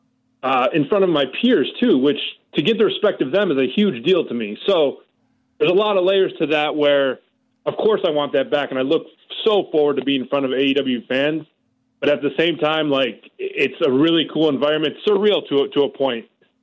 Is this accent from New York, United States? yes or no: yes; Rochester, New York, United States; I am from Rochester, New York